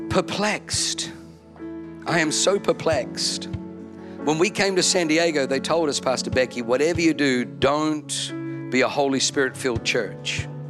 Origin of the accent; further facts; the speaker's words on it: Germany; born there; I know, I was born in Germany.